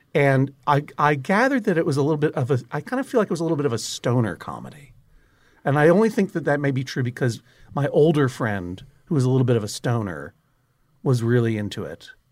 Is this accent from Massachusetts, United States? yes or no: yes; Brookline, Massachusetts, United States; Angry Red Planet was a staple on Channel fifty-six afternoons when I was growing up in Brookline